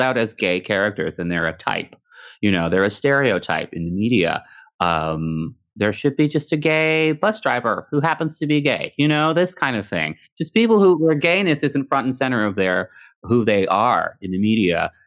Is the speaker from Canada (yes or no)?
yes; Canada; also born or lived in Texas (family); my family is from Texas, but I grew up in Canada